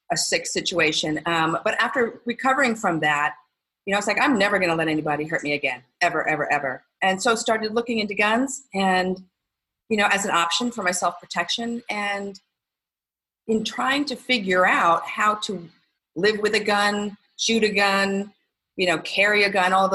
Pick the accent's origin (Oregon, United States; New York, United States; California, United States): New York, United States; moved away; I grew up in New York